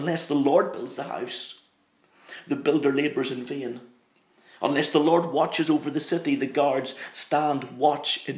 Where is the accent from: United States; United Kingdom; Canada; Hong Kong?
United Kingdom; Northern Ireland; I'm from Northern Ireland, very proud of the fact that I'm an Ulsterman through and through. And this accent, it's not something that I've put on.